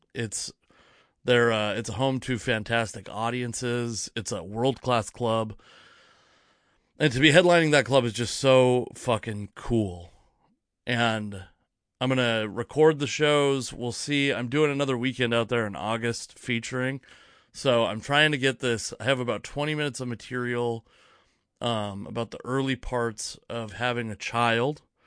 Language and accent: English; Federal Way, Washington, United States; also born or lived in Fife, Washington / Edgewood, Washington / Auburn, Washington / Kent, Washington; now in Tacoma, United States; I grew up, I was born in Federal Way, Washington. I lived in, uh, Fife, Washington for a long time, then Edgewood, Washington